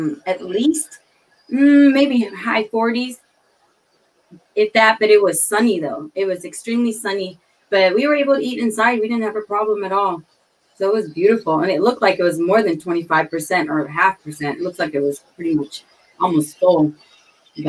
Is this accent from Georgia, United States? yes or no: no; Minnesota, United States; I'm from Minnesota